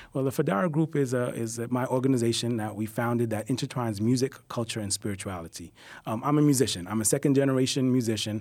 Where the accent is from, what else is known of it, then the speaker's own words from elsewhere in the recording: New York City, New York, United States; born here in Brooklyn, I'm, I'm a hip-hop head. You know, I, I, I, I grew up right here in Bed Stuy.